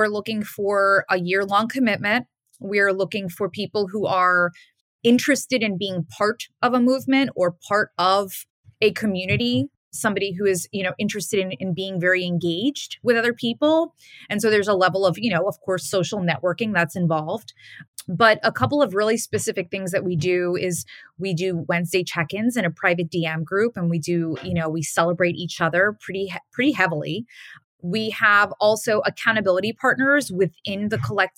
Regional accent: New York City, New York, United States; I'm a New Yorker

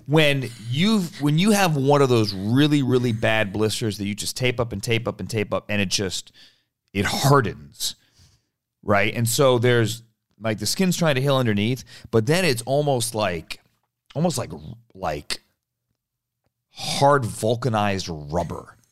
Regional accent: United States; I grew up in Washington, outside Washington, um, grew up around politics

